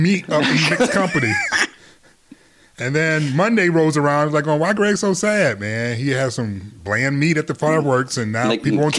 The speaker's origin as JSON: {"language": "English", "town": "Detroit", "region": "Michigan", "country": "United States", "tie": "born or raised there", "moved": "yes", "said": "So I grew up in Detroit. Cornhole season was 2 days in Detroit before it snowed."}